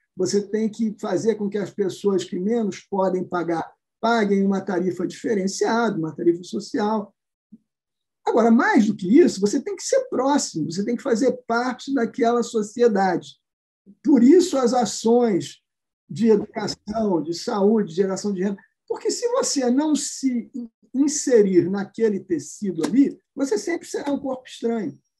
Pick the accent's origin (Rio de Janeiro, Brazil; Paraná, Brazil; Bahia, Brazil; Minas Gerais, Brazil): Rio de Janeiro, Brazil; eu que sou do Rio de Janeiro